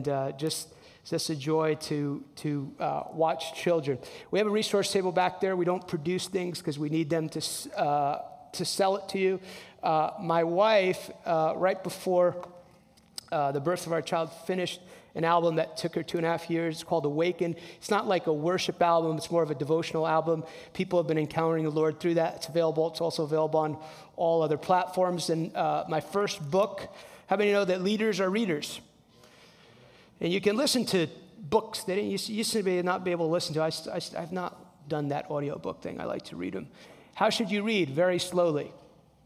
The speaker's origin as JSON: {"language": "English", "region": "New Jersey", "country": "United States", "tie": "born or raised there", "said": "I'm from New Jersey. Grew up in a Hispanic household."}